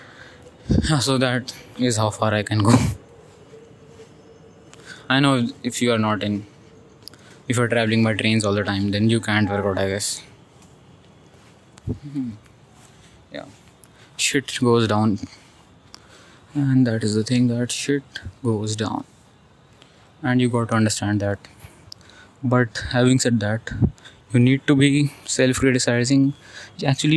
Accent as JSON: {"language": "English", "country": "India", "said": "we have these board exams in 10th and 12th class in India"}